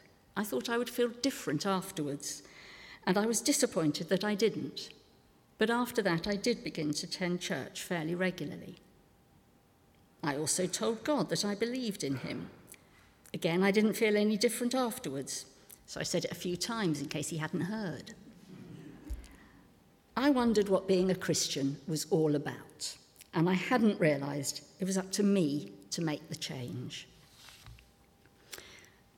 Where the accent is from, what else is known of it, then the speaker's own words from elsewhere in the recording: Pinner, London, United Kingdom; I grew up in Pinner in northwest London